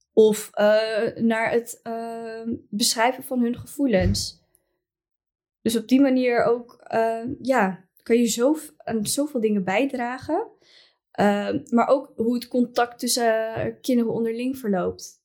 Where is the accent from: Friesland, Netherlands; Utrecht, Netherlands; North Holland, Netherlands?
Utrecht, Netherlands; ik kom zelf dan uit Utrecht